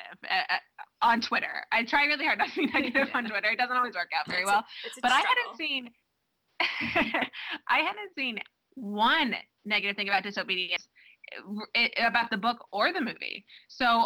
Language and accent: English; Texas, United States; now in Boston, United States; I'm from Texas